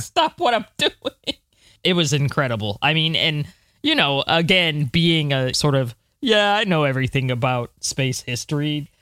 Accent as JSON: {"language": "English", "country": "United States", "said": "I'm American"}